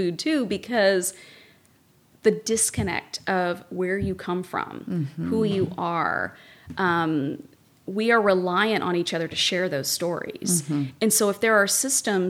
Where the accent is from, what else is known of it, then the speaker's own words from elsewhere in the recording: Kentucky, United States; now in Santa Barbara, United States; I'm from Kentucky.